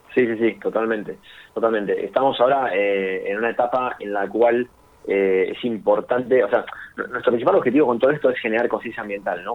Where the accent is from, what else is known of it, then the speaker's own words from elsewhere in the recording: Buenos Aires, Argentina; nosotros somos de Capital Federal